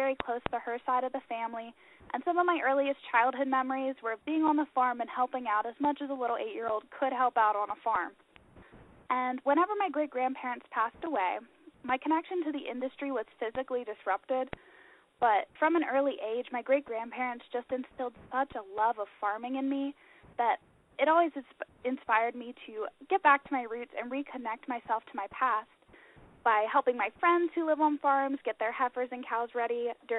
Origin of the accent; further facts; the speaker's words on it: Centre County, Pennsylvania, United States; I am currently living at home with my family, and we are all from Center County here.